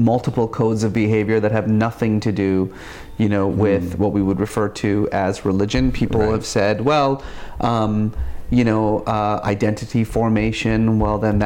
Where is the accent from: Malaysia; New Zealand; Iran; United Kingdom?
Iran; Tehran, Tehran Province; I was born in Tehran